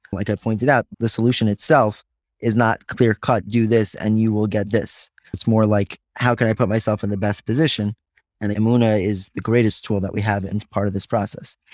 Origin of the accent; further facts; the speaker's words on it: Five Towns, New York, United States; I grew up in the Five Towns